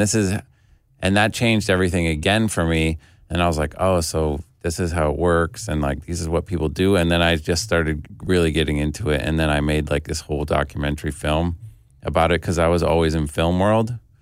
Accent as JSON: {"language": "English", "town": "Detroit", "region": "Michigan", "country": "United States", "tie": "born or raised there", "also_born_or_lived": "Cleveland", "said": "I was born in Cleveland and we moved to Detroit when I was a kid"}